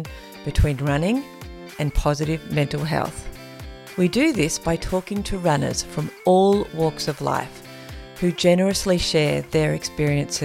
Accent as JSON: {"language": "English", "area": "King Island", "region": "Tasmania", "country": "Australia", "tie": "born or raised there", "also_born_or_lived": "Melbourne, Victoria", "lives_now": "Tasmania, Australia", "said": "I was born in, Yes, and had a childhood in King"}